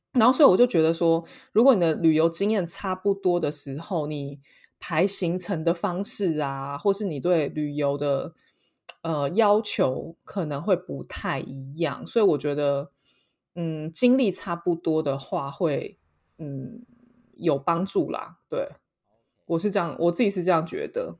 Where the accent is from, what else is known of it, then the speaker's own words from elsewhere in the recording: Taiwan; now in Paris, France; 身为一个台湾人